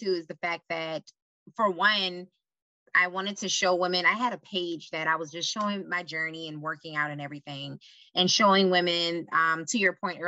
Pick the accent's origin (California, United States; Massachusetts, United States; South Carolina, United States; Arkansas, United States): South Carolina, United States; Charleston; moved away as an adult; now in Charlotte, United States; I'm originally from Charleston, South Carolina, born and raised there